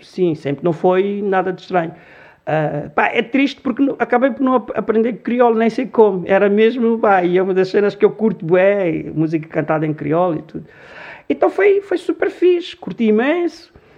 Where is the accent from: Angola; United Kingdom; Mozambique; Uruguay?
Angola; Luanda, Luanda Province; born or raised there; Portuguese is a second language; also born or lived in Congo; now in Lisbon, Portugal